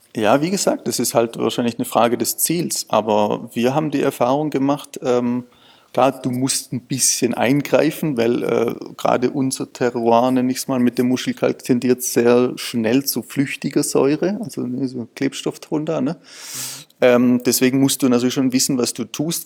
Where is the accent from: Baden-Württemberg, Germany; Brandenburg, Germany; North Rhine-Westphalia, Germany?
Baden-Württemberg, Germany; Swabia; ich bin ja auch Schwabe